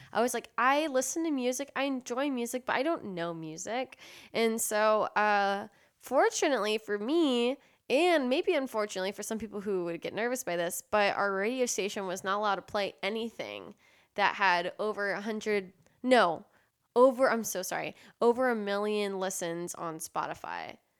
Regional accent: San Antonio, Texas, United States; also born or lived in Austin, Texas; I was growing up in San Antonio, Texas

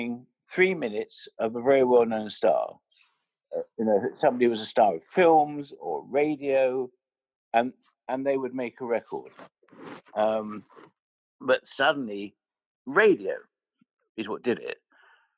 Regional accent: London, United Kingdom; I'm from Finsbury Park. So, you know, I didn't go to, I wasn't educated in the Gilded Cage. I was educated in Holloway. And my parents, they had a sweet shop

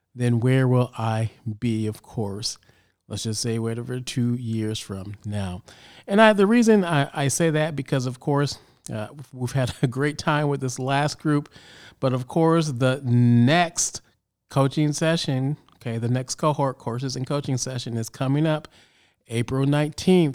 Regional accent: Chicago, Illinois, United States; I grew up in Chicago

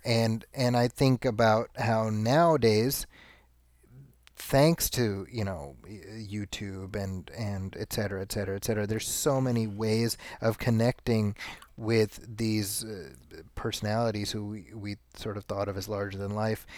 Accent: Chicago, Illinois, United States; I grew up in Chicago

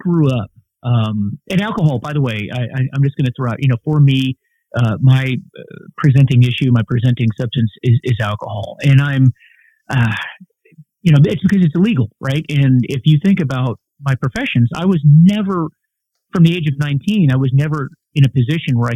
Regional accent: Clearwater, Florida, United States; moved away; I grew up in Clearwater, Florida, which is a retirement community.

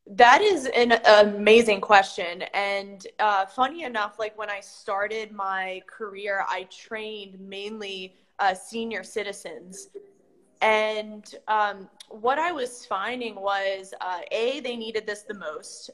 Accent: Maryland, United States; now in South Florida, United States; I'm used to that type of weather since I'm from Maryland

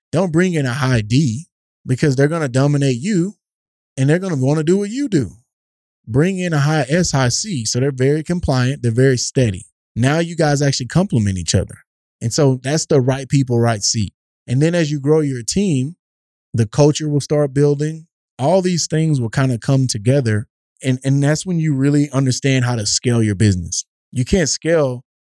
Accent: East Texas, United States; growing up in East Texas

